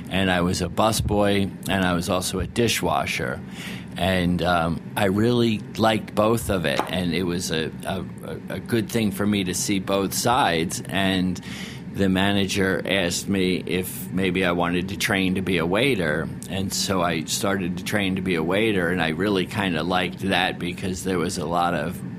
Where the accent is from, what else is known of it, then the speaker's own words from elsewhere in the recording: Narragansett, Rhode Island, United States; Uh, and when I grew up in Rhode Island, um, I grew up in a little town called Narragansett, Rhode Island, and Point Judith is in Narragansett, and that's the fishing port of Rhode Island.